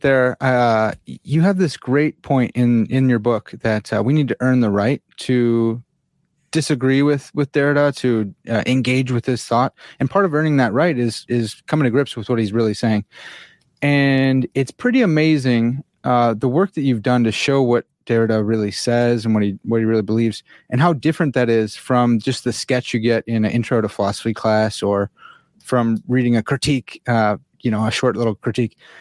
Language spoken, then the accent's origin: English; United States; I'm an American swine, and uh, you know, I don't speak French